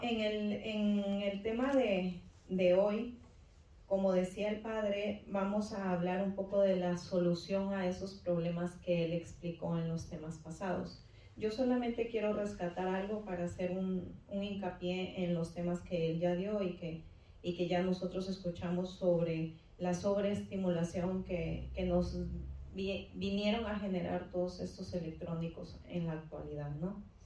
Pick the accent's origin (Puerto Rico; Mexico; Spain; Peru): Peru; moved away as an adult; ya casi llego a los 40, así es que eh, estudié seis años, ejercí dos años en mi país y después pues, me vine para acá